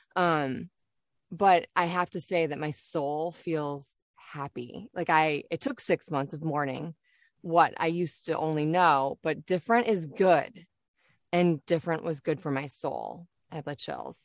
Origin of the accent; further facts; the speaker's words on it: Detroit, Michigan, United States; moved away as an adult; also born or lived in Kalamazoo, Michigan; now in Florida, United States; So I'm originally from Michigan, born and raised in Detroit, and then, um, spent, like, a good part of more than the time that I spent growing up in Detroit, in Kalamazoo, Michigan.